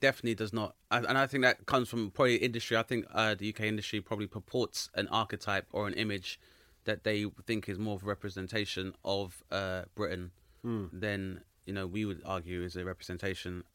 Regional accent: Grenada; I'm from Grenada, which is a very small nation of about 100,000 people

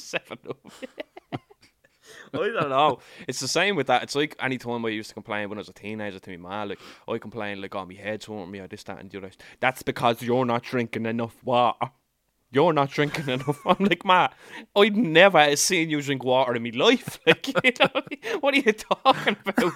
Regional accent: Ireland; born or raised there

